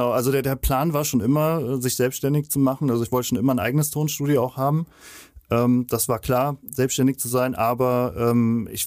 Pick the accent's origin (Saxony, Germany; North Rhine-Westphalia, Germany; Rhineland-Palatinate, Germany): Rhineland-Palatinate, Germany; Andernach; Ich komme aus Andernach, äh, das ist in der Nähe von Koblenz, so 20 Kilometer entfernt ungefähr.